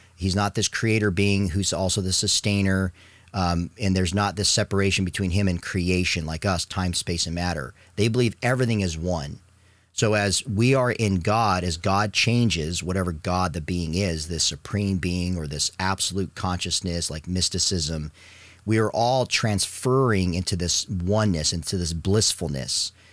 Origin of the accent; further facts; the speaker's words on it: Arizona, United States; my Catholic family when I was growing up in Arizona